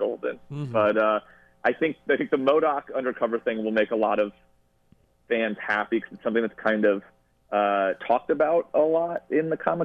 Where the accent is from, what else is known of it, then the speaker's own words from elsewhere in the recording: Westchester, New York, United States; I'm from upstate New York, but not that upstate. I grew up in Westchester